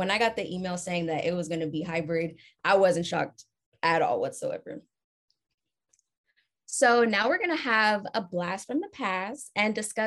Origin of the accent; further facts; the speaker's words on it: California, United States; I'm from California